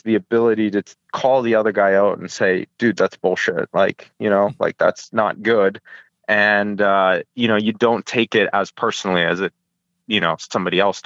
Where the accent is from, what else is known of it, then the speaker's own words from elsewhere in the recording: Halifax, Nova Scotia, Canada; also born or lived in Ukraine; now in California, United States; we grew up in a very small city. It was Halifax, Nova Scotia, East Coast, sort of northeast of Boston